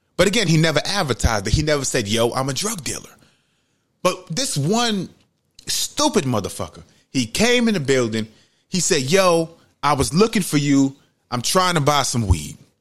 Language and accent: English; United States; I grew up in Webster, Webster Avenue in the projects.